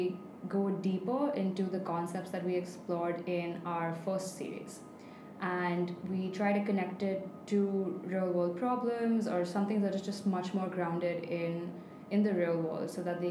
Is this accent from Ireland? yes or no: no; Mumbai, Maharashtra, India; moved away as an adult; now in Abu Dhabi, United Arab Emirates; I'm from Mumbai in India